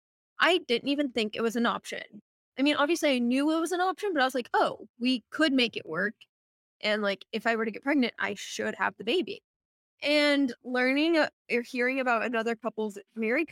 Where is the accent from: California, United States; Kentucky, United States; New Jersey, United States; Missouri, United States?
Missouri, United States; moved away as an adult; also born or lived in St. Louis, Missouri; now in Portland, United States; growing up in Missouri